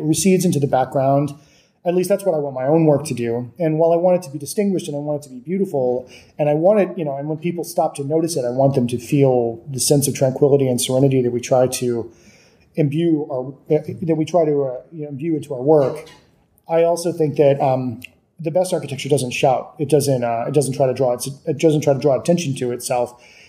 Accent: San Antonio, Texas, United States; So, you know, Texas, growing up in Texas was, you know, it's like any place else where you grew up.

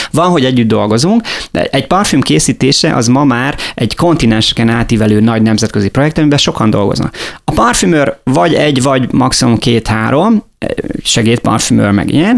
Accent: Miskolc, Borsod-Abaúj-Zemplén, Hungary; now in Lake Balaton, Hungary; Én Miskolcon születtem, tehát Borsodból származom

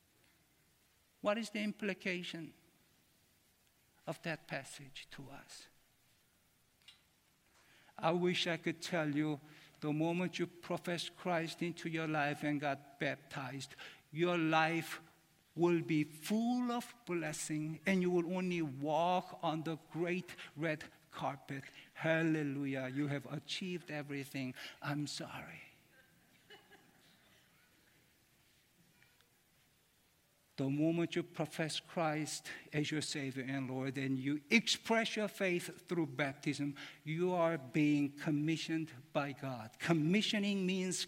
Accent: Seoul, South Korea; moved away; I was born in Seoul, Korea

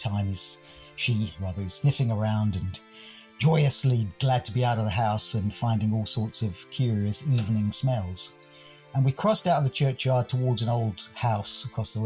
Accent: England, United Kingdom; accent: English; my most English accent

